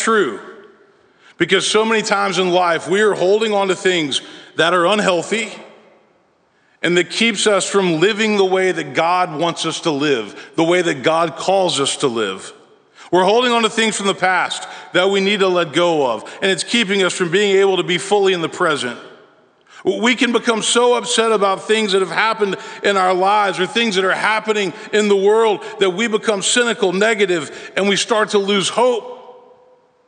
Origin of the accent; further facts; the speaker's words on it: Memphis, Tennessee, United States; now in Nashville, United States; I was a boy growing up in Memphis, Tennessee.